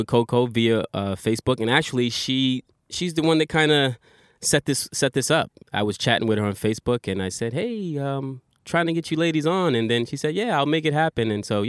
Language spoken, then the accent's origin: English; New York City, New York, United States; now in Japan; I'm from New York City